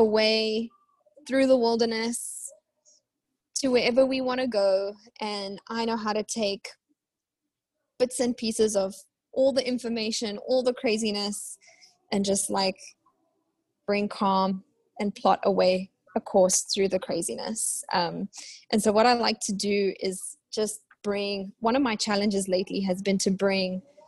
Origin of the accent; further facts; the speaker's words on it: South Africa; now in Waco, United States; I'm South African, living in Waco, Texas in the US.